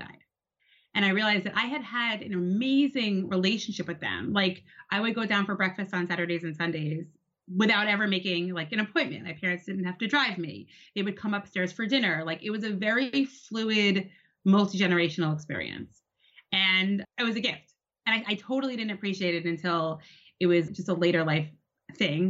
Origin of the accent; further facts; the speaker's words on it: New York City, New York, United States; I grew up in Brooklyn, New York